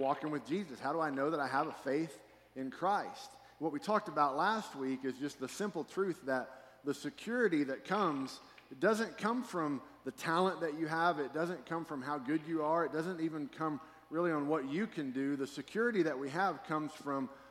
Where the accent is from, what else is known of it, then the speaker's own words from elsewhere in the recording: Fort Worth, Texas, United States; also born or lived in Texarkana; I grew up in Fort Worth, and then at some point in my childhood, we moved to Texarkana.